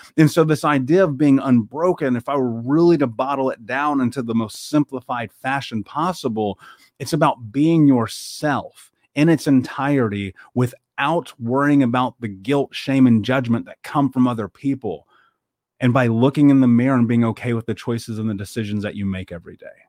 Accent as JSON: {"language": "English", "town": "Indianapolis", "region": "Indiana", "country": "United States", "tie": "born or raised there", "said": "I grew up in Indianapolis. I grew up in America"}